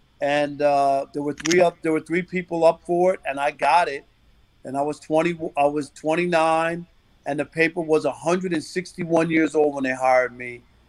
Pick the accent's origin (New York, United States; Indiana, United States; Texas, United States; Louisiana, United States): New York, United States; I was a 9-year-old kid growing up in New York